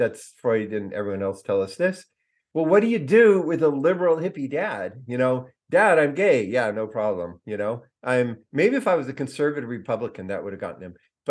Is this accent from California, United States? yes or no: yes; California, United States; So I'm a kid from the Redwood Forest and the Pacific Coast.